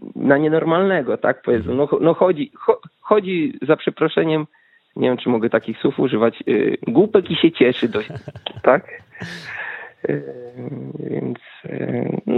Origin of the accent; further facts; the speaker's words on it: Wałbrzych, Lower Silesian Voivodeship, Poland; moved away as an adult; now in Norway; jestem z Wałbrzycha